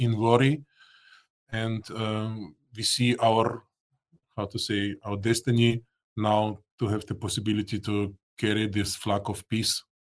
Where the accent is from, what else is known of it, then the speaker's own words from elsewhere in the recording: Russia; English is a second language; now in Austria; I was born in Soviet Union, Russia. I have still my parents in Moscow